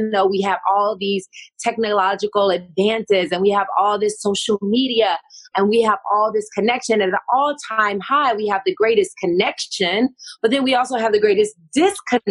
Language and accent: English; Tennessee, United States; moved away as an adult; now in California, United States; I'm from the South. I'm from Tennessee, first of all. I'm a Southern girl. I'm living in Cali now